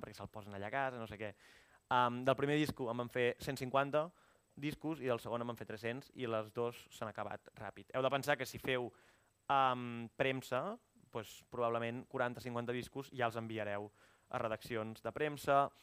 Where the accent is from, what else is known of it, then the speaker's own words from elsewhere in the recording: Igualada, Catalonia, Spain; moved away as an adult; also born or lived in Barcelona; vaig anar a Igualada, que és d'on soc, vaig estar vivint 7 o 8 mesos a casa de la meva mare